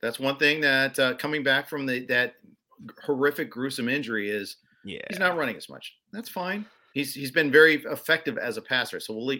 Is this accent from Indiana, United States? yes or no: yes; Indianapolis, Indiana, United States; So my dad grew up in Ohio. I grew up in Indianapolis before the Colts were there, if we want to give an age difference here.